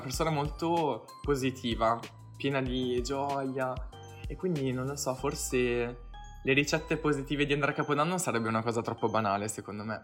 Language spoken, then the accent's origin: Italian; Apulia, Italy; io sono pugliese